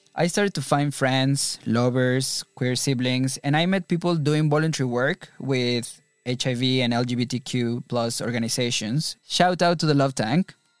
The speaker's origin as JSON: {"language": "English", "country": "Mexico", "tie": "born or raised there", "moved": "as an adult", "lives_now": "London, United Kingdom", "said": "Growing up in Mexico"}